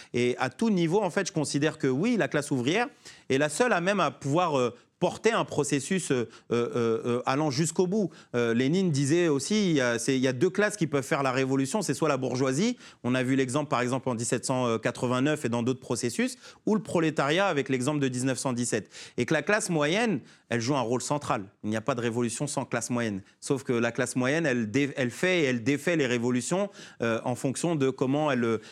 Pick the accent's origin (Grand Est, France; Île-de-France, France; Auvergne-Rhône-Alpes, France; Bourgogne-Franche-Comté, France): Île-de-France, France; Sarcelles; Je suis né à Sarcelles, mon maire c'était Dominique Strauss-Kahn